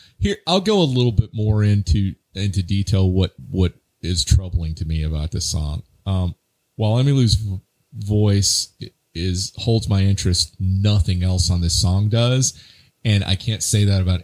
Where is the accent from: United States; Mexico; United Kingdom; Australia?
United States; I say Moog too because I'm American.